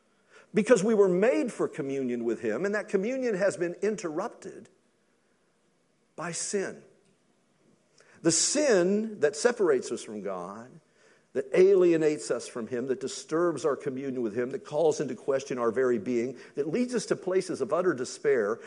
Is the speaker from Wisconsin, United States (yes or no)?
no; Kentucky, United States; I'm from Kentucky.